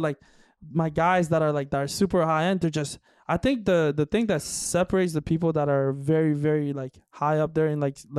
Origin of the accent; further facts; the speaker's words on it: Oakville, Ontario, Canada; I grew up in Oakville